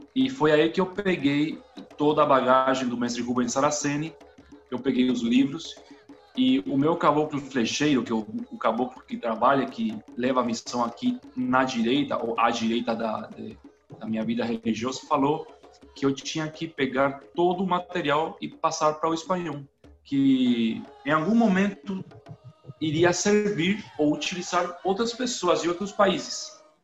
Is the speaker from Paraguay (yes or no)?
yes; Paraguay; Portuguese is a second language; also born or lived in Brazil; eu moro no Paraguai, eu sou paraguaio, eu falo espanhol, sotaque, assim, todo dia espanhol.